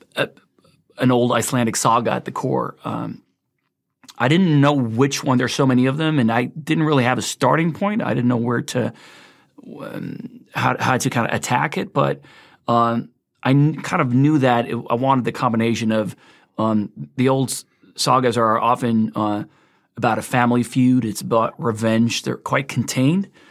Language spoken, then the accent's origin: English; Sweden; moved away; also born or lived in United States; I've basically lived half my life in the States, half my life in Sweden, grew up in Sweden